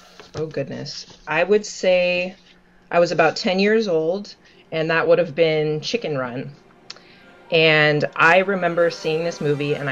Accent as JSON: {"language": "English", "town": "Seattle", "region": "Washington", "country": "United States", "said": "I am from Seattle, Washington."}